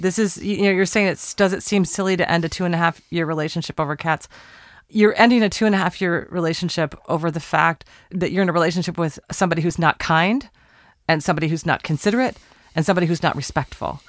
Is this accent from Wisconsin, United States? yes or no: no; Portland, Oregon, United States; We're recording in my hometown, Portland, Oregon